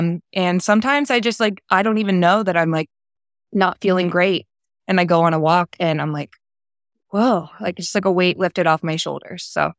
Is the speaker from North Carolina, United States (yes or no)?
no; New Jersey, United States; I grew up in South Jersey, right over the bridge from Philadelphia. During my growth after high school and college, I found myself a little bit all over the East Coast, but eventually ended up back at home.